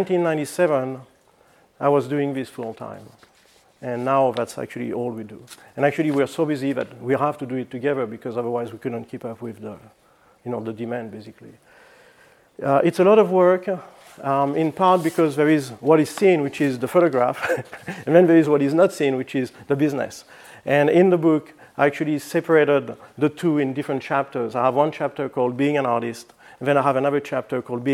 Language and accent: English; France; moved away as an adult; also born or lived in Flagstaff, Arizona, United States; now in United States; I'm originally from France, and I moved to the United States in 1986 to go to school at NAU in Flagstaff.